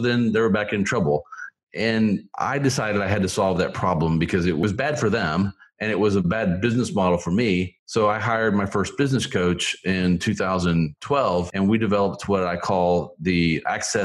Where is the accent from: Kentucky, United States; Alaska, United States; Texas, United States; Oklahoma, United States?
Oklahoma, United States; Tulsa; moved away as an adult; also born or lived in Philippines / Missouri; I grew up in Oklahoma in the Tulsa area.